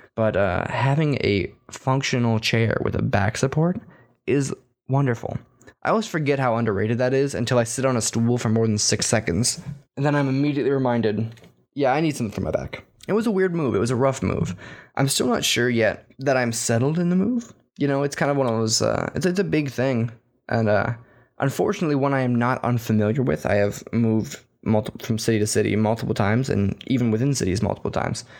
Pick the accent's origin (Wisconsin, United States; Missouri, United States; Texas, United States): Texas, United States; moved away; as a Texan